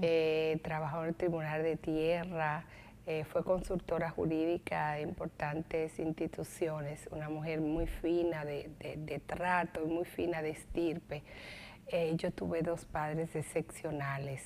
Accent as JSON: {"language": "Spanish", "town": "Santo Domingo", "region": "Distrito Nacional", "country": "Dominican Republic", "tie": "born or raised there", "said": "Yo nací en la capital, pero mi padre nació en el Ceibo y se crió en Barahona"}